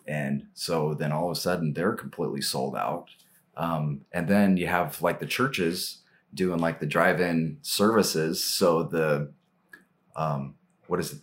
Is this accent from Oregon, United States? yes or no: yes; Portland, Oregon, United States; also born or lived in Cottage Grove, Oregon; I was born in Portland, you know, kinda raised in the area, kinda between here and Cottage Grove, which is down in the Eugene area